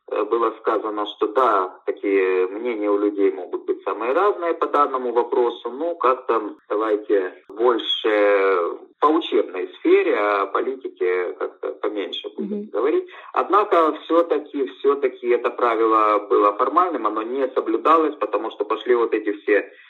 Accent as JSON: {"language": "Russian", "town": "Kryvyi Rih", "region": "Dnipropetrovsk Oblast", "country": "Ukraine", "moved": "yes", "lives_now": "Crimea", "said": "поскольку я приехал из Кривого Рога, там на то время были живы еще родители, сейчас умерли, к сожалению, родственники там, ну и до сих пор многие остаются."}